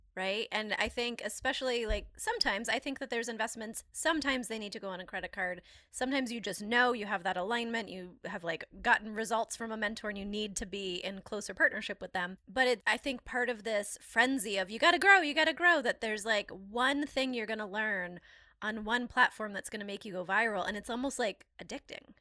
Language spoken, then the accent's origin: English; Maine, United States; I'm from Maine